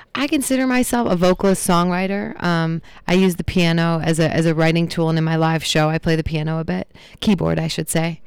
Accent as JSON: {"language": "English", "town": "Traverse City", "region": "Michigan", "country": "United States", "tie": "born or raised there", "also_born_or_lived": "Boston / Los Angeles", "moved": "as an adult", "lives_now": "Pittsburgh, United States", "said": "I was born and raised in Traverse City"}